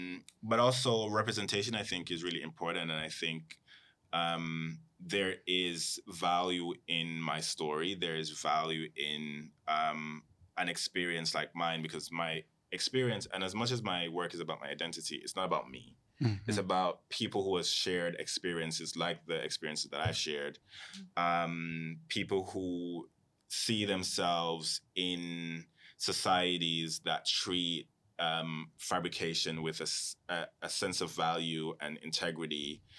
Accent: Jamaica; also born or lived in Cayman Islands; because I come from a space where both when I was growing up in Jamaica and in Cayman, I was never just surrounded by people who looked like me.

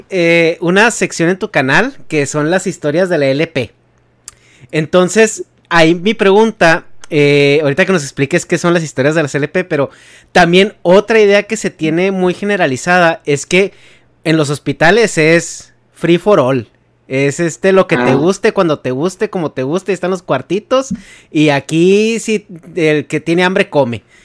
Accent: Chihuahua, Mexico; yo nací y crecí en Chihuahua

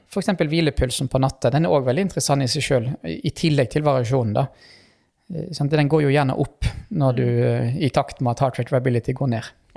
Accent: Western Norway, Norway; jeg kommer fra Vestlandet

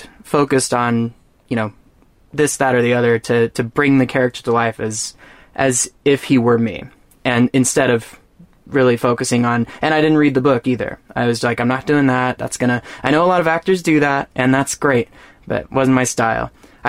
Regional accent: Texas, United States; I'm from Texas

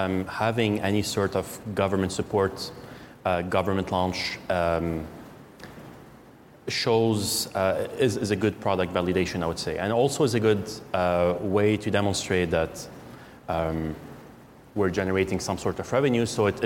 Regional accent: Canada; But since we're Canadian, it's a bit harder.

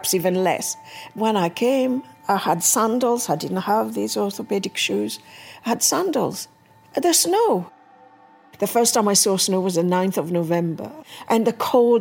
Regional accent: Mauritius; also born or lived in Hackney, London; now in London, United Kingdom; I live in Hackney, and I was born in Mauritius

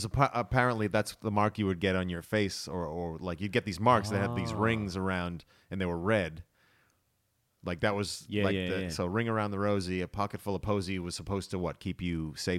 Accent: Boston, Massachusetts, United States; now in Australia; I grew up in Boston, Massachusetts, States of America.

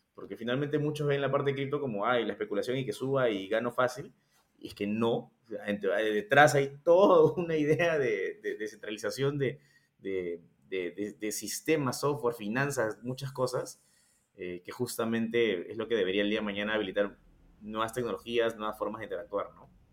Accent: Peru; nosotros somos de Perú

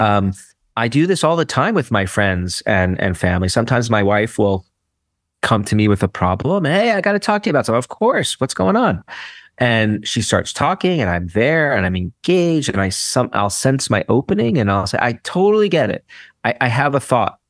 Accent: New York City, New York, United States; I'm a city boy through and through. Like, you know, there's a book written about where I come from. Like, I'm from Brooklyn

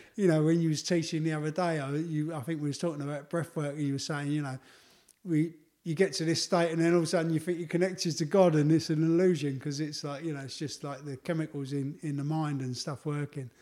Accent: London, United Kingdom; my life growing up in the East End of London

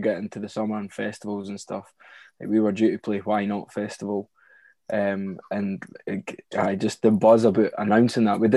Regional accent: Prestonpans, Scotland, United Kingdom; We're from Preston Pans, a small coastal town in East Lothian. Originally, it was five the boys for school. We all knew each other right through nursery, primary school

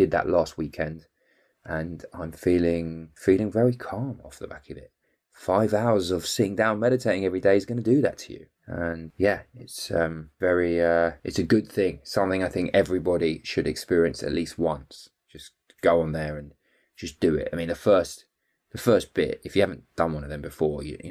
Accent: London, United Kingdom; being fellow Jews and growing up in the North London hood

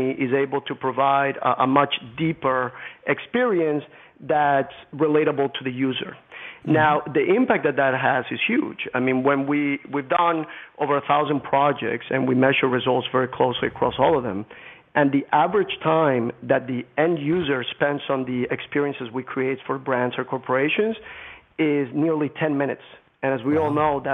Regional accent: Colombia; moved away; I grew up in Colombia, the country in Latin America

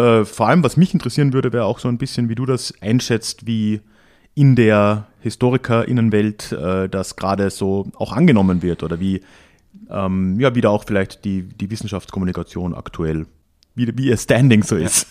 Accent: southern Austria, Austria; bei uns in Südösterreich

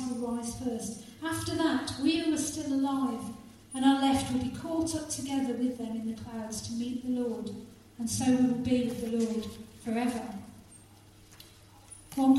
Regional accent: Halesowen, West Midlands, United Kingdom; in the church that I grew up in Halesowen

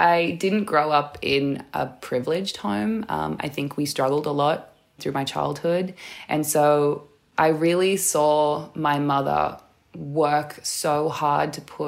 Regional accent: Newcastle, New South Wales, Australia; I was born and raised in Newcastle, which is Awabakal

